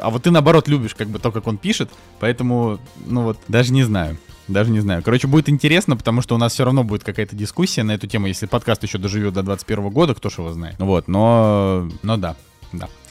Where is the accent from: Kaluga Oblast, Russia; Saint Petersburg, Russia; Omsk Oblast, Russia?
Saint Petersburg, Russia; moved away; приехал в родной Питер